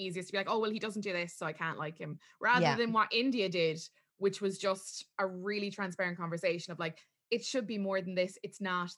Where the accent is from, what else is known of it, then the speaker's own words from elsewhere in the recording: Ireland; as Irish viewers